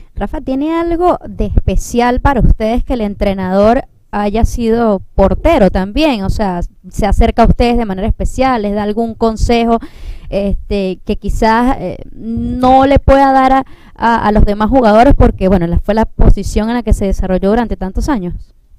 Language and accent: Spanish; Turén, Portuguesa, Venezuela; ese es mi pueblo, Turén